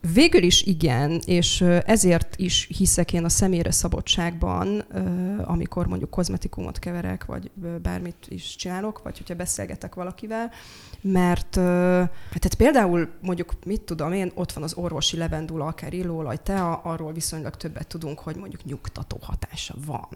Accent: Slovakia; moved away as an adult; also born or lived in Pécs / Budapest; now in Hungary; én felvidéki származású vagyok. Határon túli magyarként

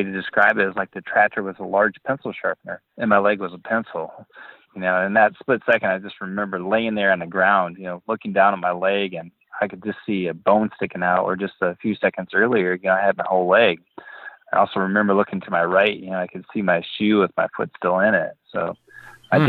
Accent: Boscobel, Wisconsin, United States; I grew up in Boscobel, Wisconsin, which is in the southwest corner of Wisconsin, and it's a small farming community.

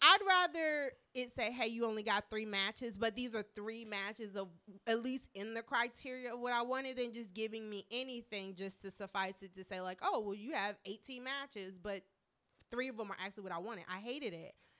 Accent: Marietta, Georgia, United States; now in Washington, D.C., United States; I was born here, but I spent a lot of my childhood in Marietta, Georgia

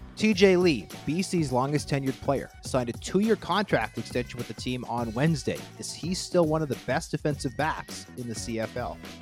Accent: Canada; our population as a country, is already much smaller than the American talent pool

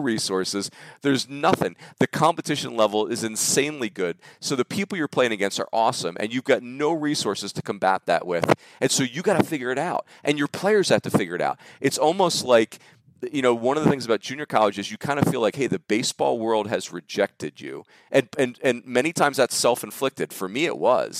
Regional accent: Philadelphia, Pennsylvania, United States; moved away as an adult; also born or lived in Arizona; I grew up in Philadelphia

